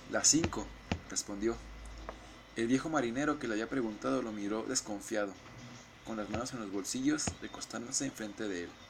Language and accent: Spanish; Mexico; somos sentidos los mexicanos.